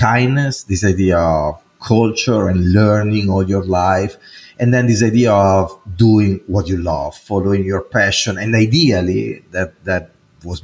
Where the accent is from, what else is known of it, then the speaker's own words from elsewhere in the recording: Italy; English is a second language; now in United States; as you probably can hear from my accent, I'm not American, even though I'm an American citizen right now, but I am Italian. I was born there and I grew there